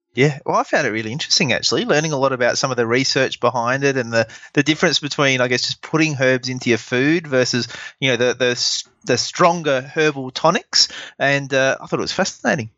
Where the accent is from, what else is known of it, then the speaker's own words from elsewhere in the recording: Adelaide, South Australia, Australia; my hometown of Adelaide